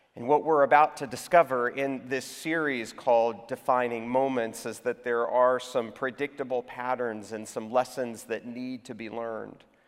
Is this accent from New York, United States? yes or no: no; Houston, Texas, United States; now in Atlanta, United States; my hometown, my birth town, is Houston, Texas